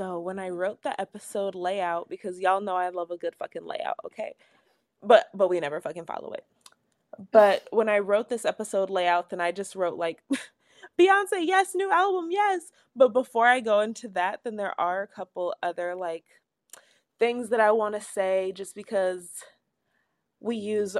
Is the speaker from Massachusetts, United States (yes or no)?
no; Everett, Washington, United States; I'm from Everett